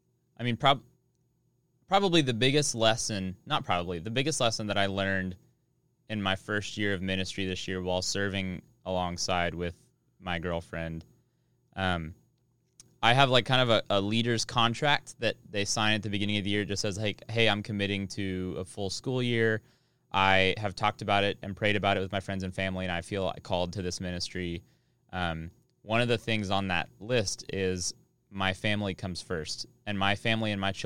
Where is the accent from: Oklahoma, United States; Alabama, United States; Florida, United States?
Oklahoma, United States; Sorry, I'm from Oklahoma. I can't. It's in my blood.